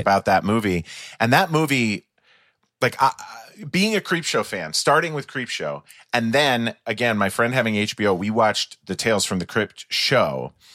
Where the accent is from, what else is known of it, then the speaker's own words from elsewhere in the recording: just outside of St. Paul, Minnesota, United States; I grew up just outside of St. Paul, Minnesota